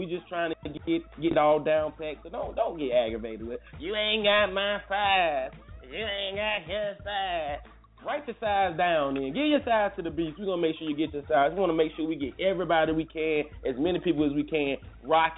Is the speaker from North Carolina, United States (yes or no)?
yes; Durham, North Carolina, United States; I was raised in Fever Street